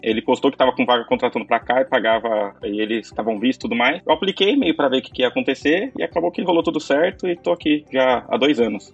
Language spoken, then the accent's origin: Portuguese; Santo André, São Paulo, Brazil; moved away as an adult; now in Tallinn, Estonia; Eu sou de São Paulo, mais especificamente de Santo André, ABC paulista.